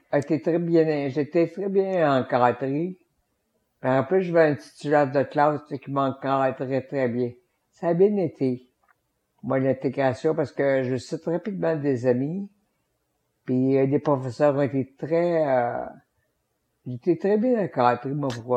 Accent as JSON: {"language": "French", "town": "Victoriaville", "region": "Quebec", "country": "Canada", "said": "J'ai quitté l'Institut pour aller faire le cinquième secondaire à l'école euh, secondaire de, de, de chez nous"}